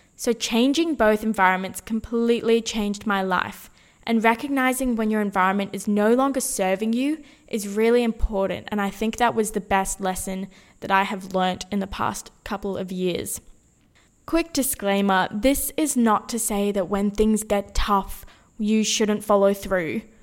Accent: Sydney, New South Wales, Australia; moved away as an adult; also born or lived in Brisbane; now officially back in my hometown, Sydney

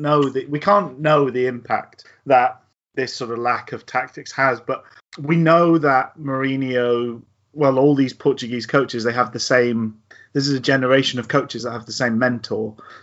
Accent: Glasgow, Scotland, United Kingdom; born there; I'm well aware that I was born in Glasgow, but speak like this

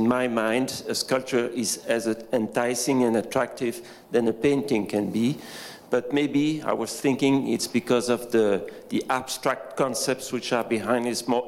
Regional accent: Belgium; I'm from Belgium.

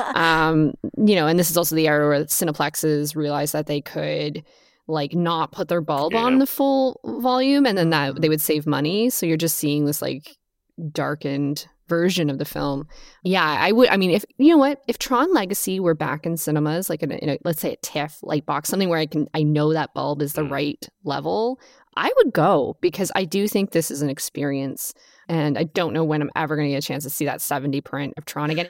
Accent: Southern California, United States; growing up in Southern California

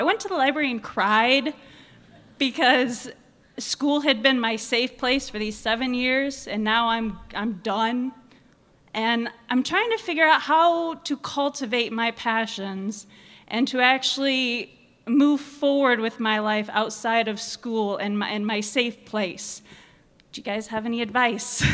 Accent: South Bend, Indiana, United States; moved away as an adult; now in Fort Wayne, United States; I'm from South Bend, but I'm currently moving down to Fort Wayne

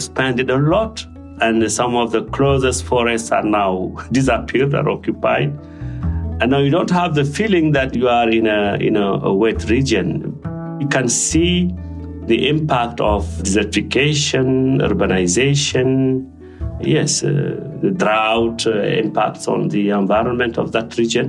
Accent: Sélibaby, Guidimaka, Mauritania; now in Switzerland; I grew up in the South Mauritania, at the border with Senegal, a region called Guédimaka, and a city called Sélibabi.

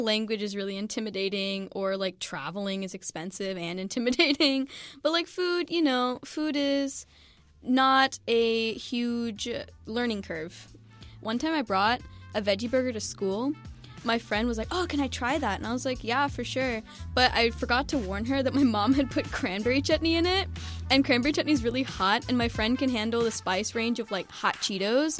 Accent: United States; growing up in the U.S.

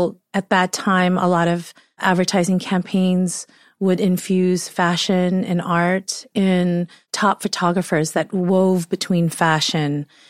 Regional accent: San Diego, California, United States; Yes. I grew up in San Diego in a suburb called Rancho Bernardo.

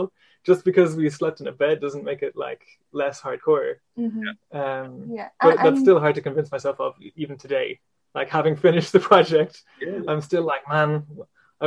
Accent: Roscommon, Connacht, Ireland; I grew up there.

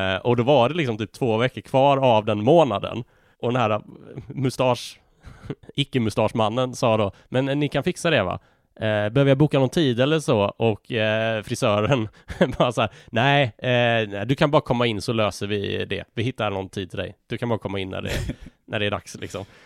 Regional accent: Malmö, Skåne, Sweden; now in Gothenburg, Sweden; jag är uppvuxen i Malmö, jag bor i Göteborg.

